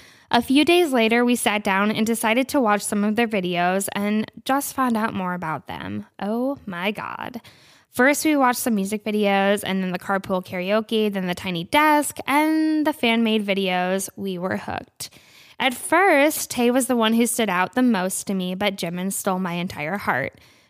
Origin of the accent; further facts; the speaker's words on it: New Hampshire, United States; I'm 19 from New Hampshire.